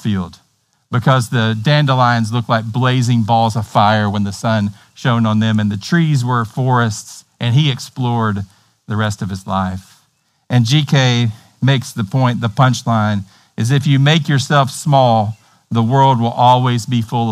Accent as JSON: {"language": "English", "region": "Tennessee", "country": "United States", "accent": "hillbilly Tennessee", "said": "my hillbilly Tennessee accent"}